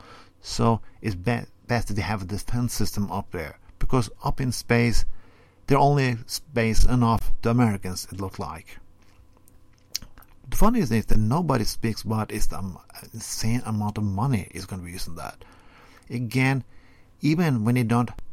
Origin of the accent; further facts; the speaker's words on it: Norway; first language Norwegian; English is a second language; I'm speaking Norwegian as my first language.